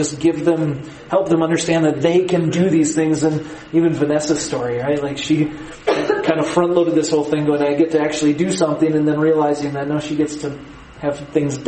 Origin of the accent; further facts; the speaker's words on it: United States; as an American